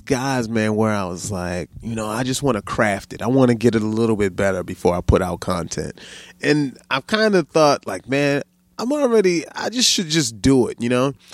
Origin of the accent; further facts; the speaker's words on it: Baltimore, Maryland, United States; now in Sacramento, United States; I grew up in Baltimore